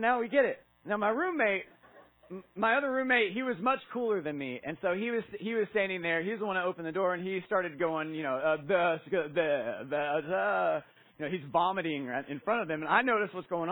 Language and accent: English; Kingsport, Tennessee, United States; I'm from this area. I grew up in Kingsport.